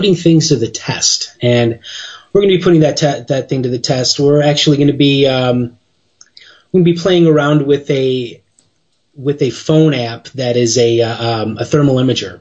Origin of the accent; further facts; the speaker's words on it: Chicago, Illinois, United States; accent: Chicago; My Chicago accent